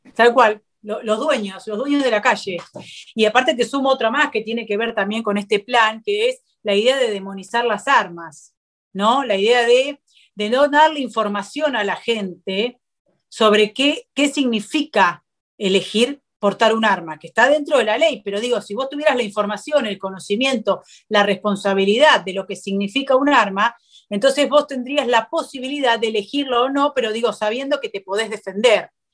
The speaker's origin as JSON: {"language": "Spanish", "country": "Argentina", "said": "como argentinos"}